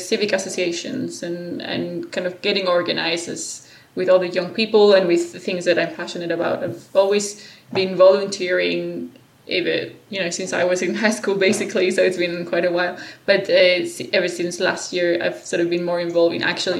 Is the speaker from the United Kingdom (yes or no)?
no; Spain; moved away as an adult; also born or lived in Australia; I come from a sort of a very Spanish traditional culture